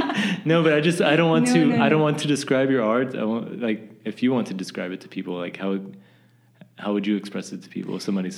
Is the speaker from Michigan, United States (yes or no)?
no; Texas, United States; now in Germany; My German isn't the best, but I can get by, and I think people just give me a free pass because I'm the guy from Texas.